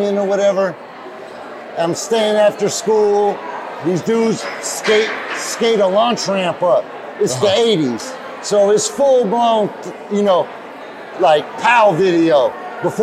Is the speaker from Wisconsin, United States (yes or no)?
no; Albany, California, United States; born or raised there; also born or lived in Berkeley